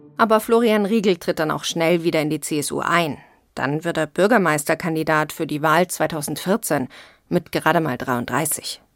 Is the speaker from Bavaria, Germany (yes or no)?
yes; Bavaria, Germany; Ich bin in Bayern geboren und aufgewachsen